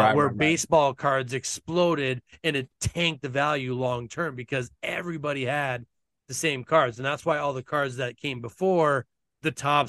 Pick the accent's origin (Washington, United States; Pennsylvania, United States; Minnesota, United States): Minnesota, United States; where I grew up in Minnesota, where pro wrestling is big up here in Minnesota.